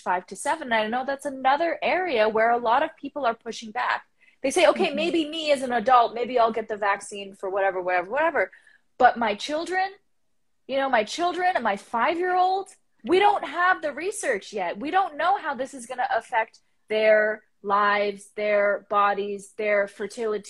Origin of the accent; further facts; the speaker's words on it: Canada; as the Canadian